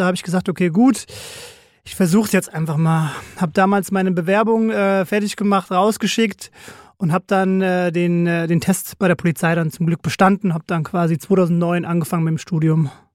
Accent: Frankfurt, Hesse, Germany; groß geworden im schönen Frankfurt Bonames im Ben-Gurion-Ring

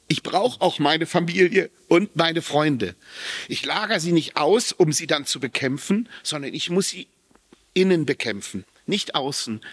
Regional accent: Japan; Ich bin in Japan zur Welt gekommen. Meine Mutter hat mich in Japan geboren

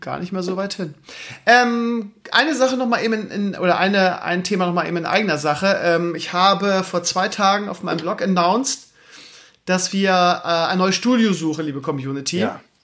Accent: Lauenbrück, Lower Saxony, Germany; moved away; also born or lived in Hamburg area / Schleswig-Holstein; meine alte Heimat, das heißt Laumbrück, Schleswig-Rotenburg

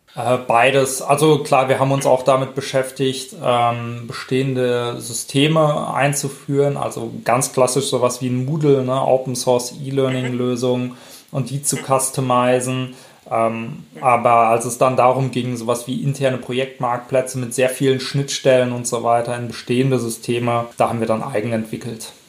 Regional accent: Werl, North Rhine-Westphalia, Germany; also born or lived in Paderborn / Bamberg; komme gebürtig aus Werl, das ist so im weitesten Sinne Richtung Dortmund

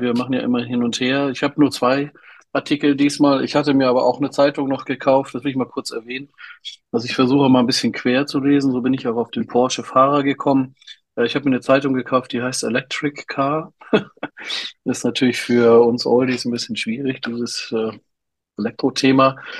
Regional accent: Berlin, Germany; ich habe ja als Jugendlicher in Berlin gewohnt

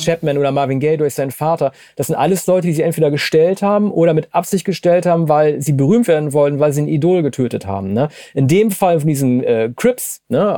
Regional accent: Oldenburg, Wilhelmshaven, Lower Saxony, Germany; ich komme ja aus Norddeutschland, Oldenburg, Wilhelmshaven, die Ecke

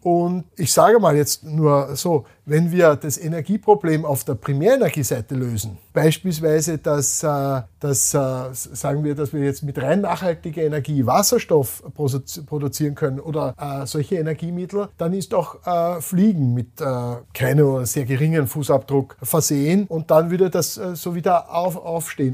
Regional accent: Austria; wir rühmen uns als Österreicher

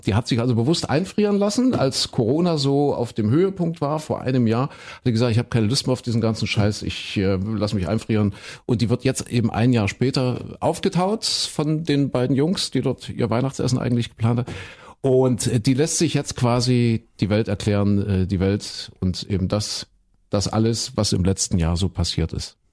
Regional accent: Saxony-Anhalt, Germany; ich bin ja in Kuhköden in Sachsen-Anhalt groß geworden

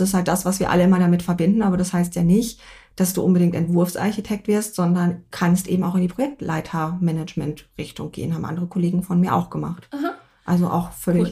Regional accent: North Rhine-Westphalia, Germany; now in Munich, Germany; ich komme eigentlich aus NRW

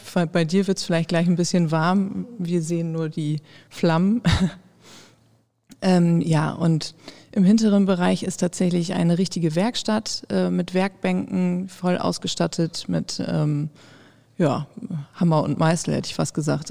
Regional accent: Osnabrück, Lower Saxony, Germany; gebürtige Osnabrückerin

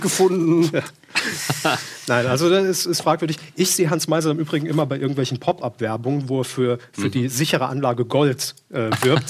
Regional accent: Saarland, Germany; moved away; wir kommen ursprünglich aus dem Saarland

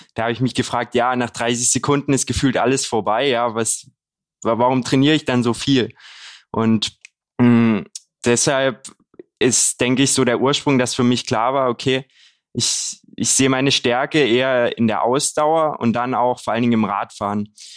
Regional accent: Haselbachtal, Saxony, Germany; moved away as an adult; now in Leipzig, Germany; Ich bin jetzt 23 Jahre alt, komme gebürtig aus der Region um Kamenz, äh, Lessingstadt auch

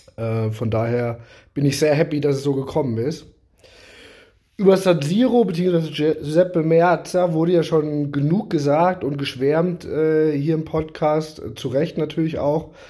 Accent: Germany; als Deutscher

